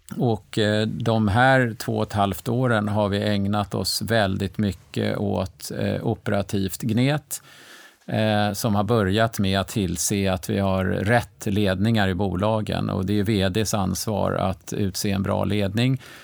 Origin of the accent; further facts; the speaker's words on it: Stockholm, Stockholm County, Sweden; jag är faktiskt född i Stockholm 1960